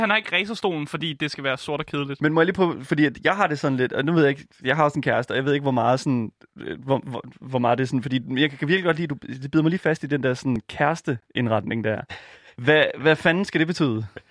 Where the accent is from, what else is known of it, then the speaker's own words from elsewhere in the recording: Horsens, Central Denmark Region, Denmark; jeg er fra Horsens, så det er sådan, lidt, det er sådan lige oh. i det område